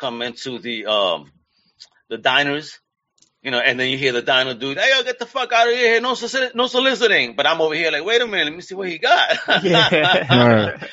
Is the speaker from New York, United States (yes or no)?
yes; New York, United States; I grew up in New York